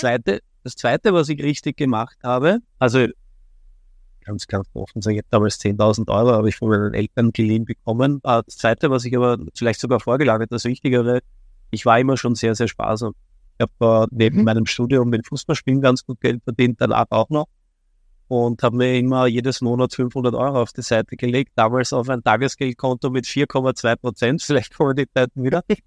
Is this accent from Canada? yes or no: no; Vienna, Austria; komme aus Wien, bin ein echter Wiener, geboren in Wien, lebe in Wien